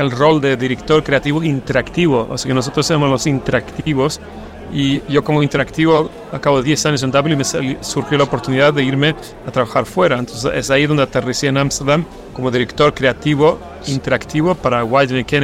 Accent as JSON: {"language": "Spanish", "town": "Stockholm", "region": "Stockholm County", "country": "Sweden", "second_language": "Spanish", "said": "Soy sueco y más argentina. Nací en Suecia, nací en Estocolmo."}